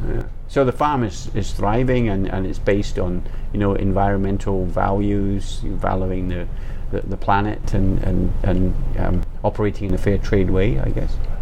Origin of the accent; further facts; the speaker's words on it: Scotland, United Kingdom; I'm from Scotland